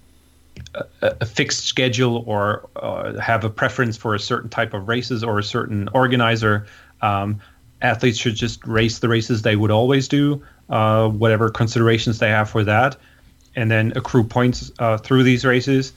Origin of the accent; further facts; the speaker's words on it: Hamburg, Germany; in Hamburg in my hometown